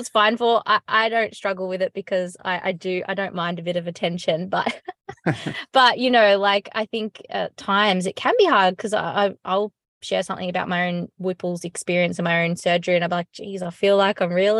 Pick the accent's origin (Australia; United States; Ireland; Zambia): Australia; as an Australian